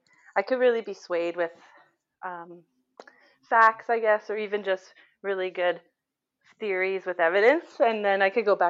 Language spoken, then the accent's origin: English; Canada; we're Canadian